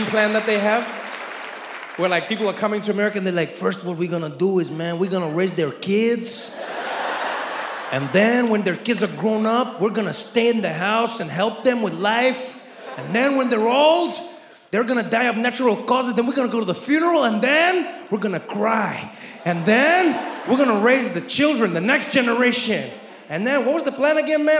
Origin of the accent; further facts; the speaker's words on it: South Africa; now in United States; as a South African